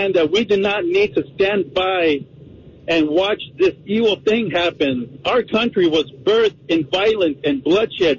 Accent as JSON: {"language": "English", "town": "Baytown", "region": "Texas", "country": "United States", "tie": "born or raised there", "moved": "yes", "lives_now": "Lake City, United States", "said": "I grew up in Texas. I went to a high school named Robert E. Lee High, the famous Robert E. Lee High in Baytown, Texas."}